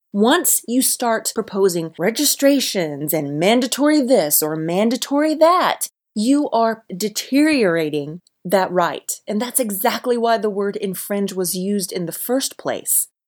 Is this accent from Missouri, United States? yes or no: no; Alabama, United States; my home state of Alabama